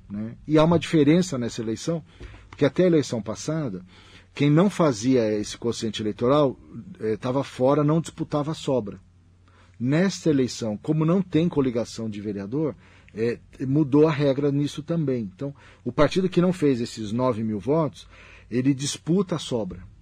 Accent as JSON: {"language": "Portuguese", "region": "Pernambuco", "country": "Brazil", "lives_now": "Mogi das Cruzes, Brazil", "said": "E viveu tudo da história de Mogi de quando a gente veio de Pernambuco para cá, meu"}